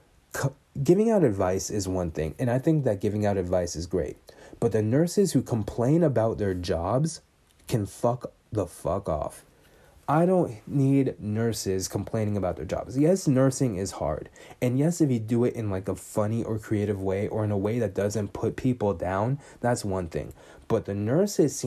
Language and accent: English; Bay Area, California, United States; I'm from the Bay Area